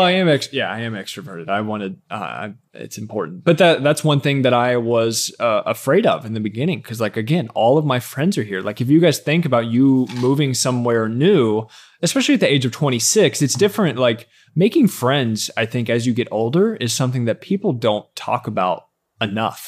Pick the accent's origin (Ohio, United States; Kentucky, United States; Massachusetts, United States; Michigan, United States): Kentucky, United States; Ashland; moved away as an adult; also born or lived in Lexington, Kentucky; In my hometown, Ashland, Kentucky was twenty thousand people